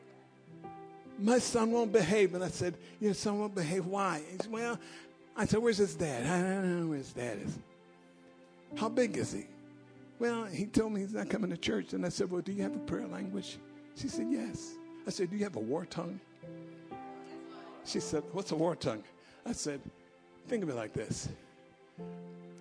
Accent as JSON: {"language": "English", "country": "United States", "said": "I'm American."}